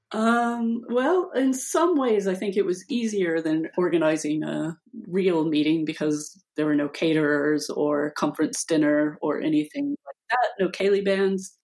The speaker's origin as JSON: {"language": "English", "country": "United States", "also_born_or_lived": "United Kingdom", "moved": "as an adult", "lives_now": "Liverpool, United Kingdom", "said": "Although I'm American, I haven't lived in the US since"}